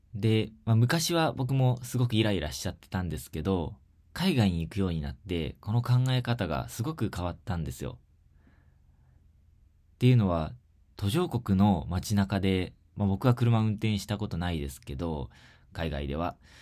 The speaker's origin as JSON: {"language": "Japanese", "region": "Shizuoka", "country": "Japan", "tie": "born or raised there", "said": "地元の静岡で"}